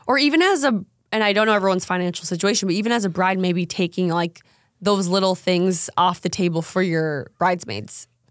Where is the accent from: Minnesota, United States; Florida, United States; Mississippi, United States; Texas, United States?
Minnesota, United States; moved away; also born or lived in North Dakota; I'm from Minnesota